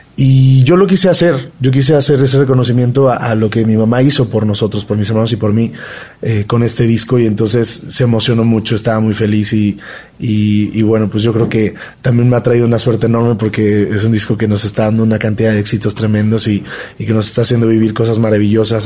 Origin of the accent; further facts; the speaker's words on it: Mexico; para nosotros como mexicanos